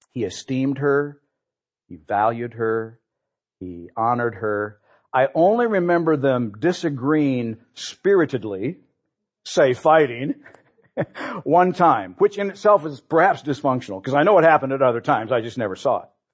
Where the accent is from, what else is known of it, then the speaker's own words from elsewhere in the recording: Peoria, Illinois, United States; We grew up here in Peoria